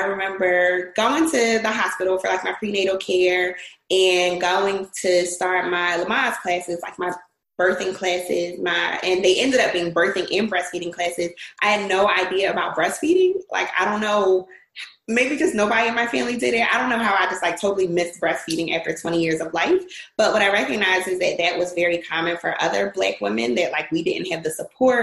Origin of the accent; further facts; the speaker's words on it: Philadelphia, Pennsylvania, United States; I am from Philadelphia